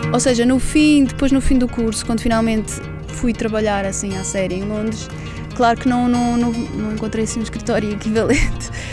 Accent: Lisbon, Portugal; moved away as an adult; also born or lived in London, United Kingdom; vou voltar para Lisboa, a cidade onde nasci, sempre adorei

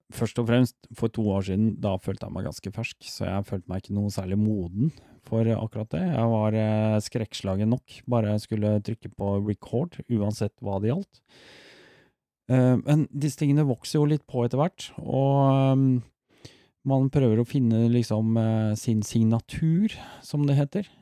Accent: Oslo, Norway; jeg har vokst opp midt i Storgata selv. Storgata 18 rett overfor Operapassasjen

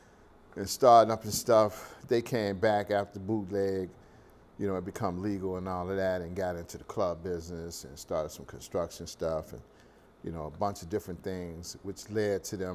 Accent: Baton Rouge, Louisiana, United States; my humble beginnings in Baton Rouge

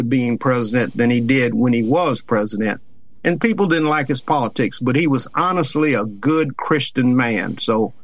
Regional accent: Covington, Louisiana, United States; moved away as an adult; now in Columbia, United States; in my hometown, and we built the first Habitat house in Covington, Louisiana

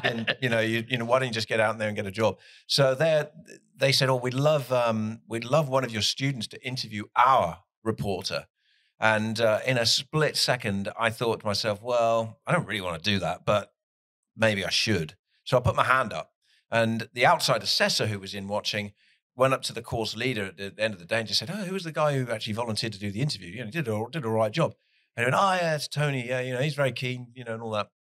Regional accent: Plymouth, South West England, United Kingdom; moved away as an adult; now in Nashville, United States; I'm from Plymouth in the UK. We're a Division 3 team. We've never been in the Premier League, but I support them because that's my hometown

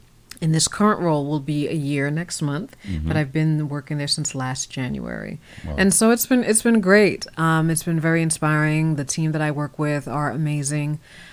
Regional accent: Virginia, United States; also born or lived in New York; I grew up in Northern Virginia. I was born in New York, but I grew up in Northern Virginia.

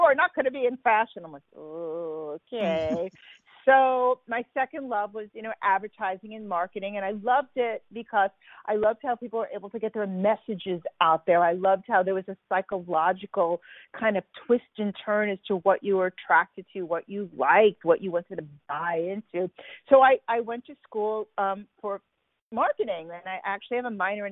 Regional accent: New York City, New York, United States; moved away; I grew up in Brooklyn

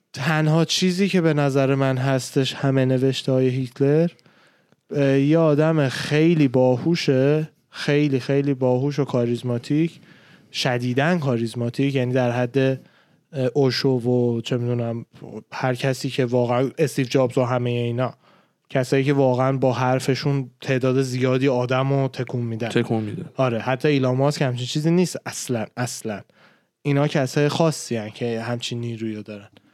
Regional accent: Iran; من به عنوان یه ایرانی اصطلاحا اصطلاحا میگن فارس

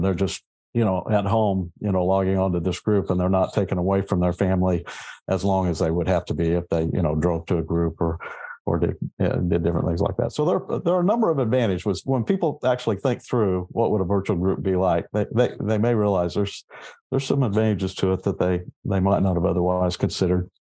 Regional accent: Southeast Kansas, United States; moved away as an adult; also born or lived in Northeast Oklahoma / Missouri; now in Corpus Christi, United States; I grew up in Southeast Kansas

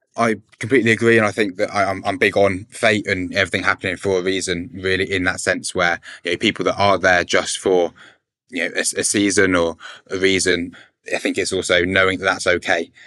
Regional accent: Berkshire, South East England, United Kingdom; I'm 21 and I'm from Berkshire

